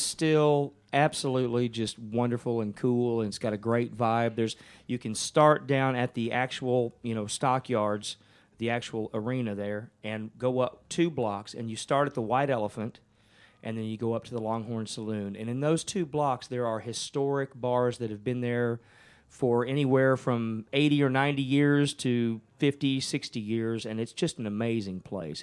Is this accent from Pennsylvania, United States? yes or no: no; Ennis, Texas, United States; also born or lived in Burnet, Texas; I, was born and raised in Ennis, which is about 45 miles south of Dallas